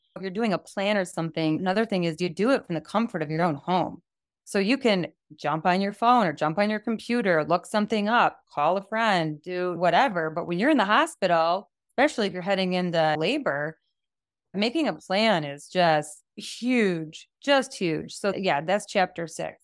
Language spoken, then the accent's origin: English; United States; I'm from the United States of America